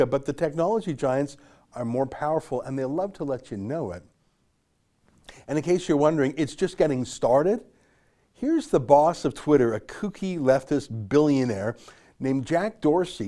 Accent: Canada; I love Canada and it's my home. My great grandparents came here in 1903 before Alberta was even officially a province

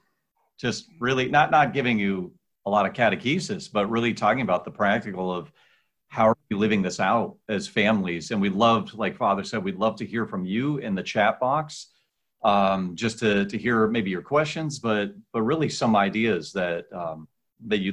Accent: White Mountains of New Hampshire, United States; now in Omaha, United States; I'm from the White Mountains of New Hampshire

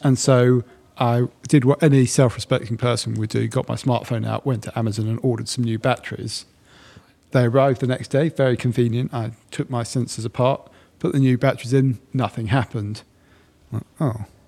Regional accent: Sussex, South East England, United Kingdom; moved away as an adult; now in London, United Kingdom; I was born and bred in Sussex and I'm very proud of it

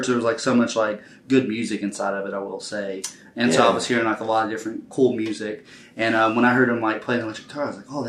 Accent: Ashe County, North Carolina, United States; moved away as an adult; now in Raleigh, United States; I'm originally from Ashe County, North Carolina

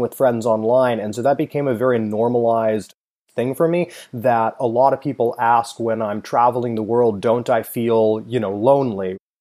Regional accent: Palo Alto, California, United States; I grew up in Silicon Valley. I went to school in Palo Alto.

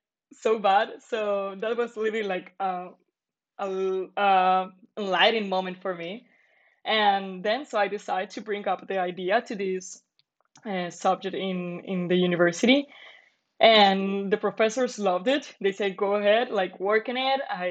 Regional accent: Medellín, Antioquia, Colombia; moved away as an adult; now in Dublin, Ireland; I'm from Medellin, Colombia.

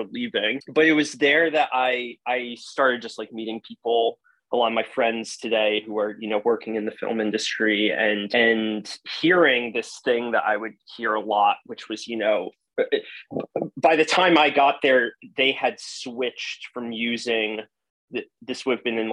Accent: Hudson County, New Jersey, United States; I grew up in northern New Jersey, in Hudson County, New Jersey

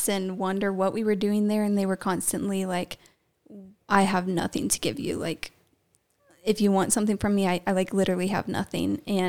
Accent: Kansas, United States; I'm from Kansas.

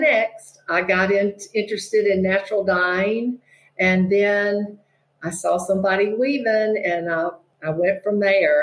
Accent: Mississippi, United States; moved away; I'm from Mississippi originally

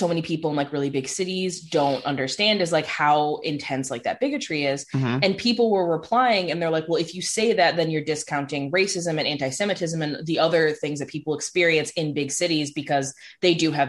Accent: Chicago, Illinois, United States; now in Ohio, United States; growing up in Chicago, like the Chicagoland area, it was obviously a lot more progressive.

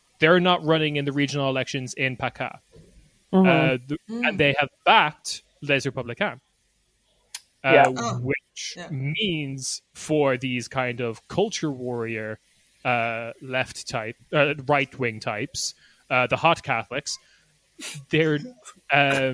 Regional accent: Ireland; as an Irish boy myself

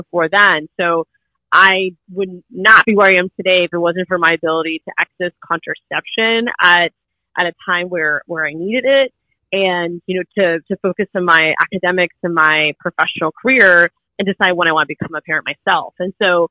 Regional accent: Orlando, Florida, United States; I was born and raised in Orlando

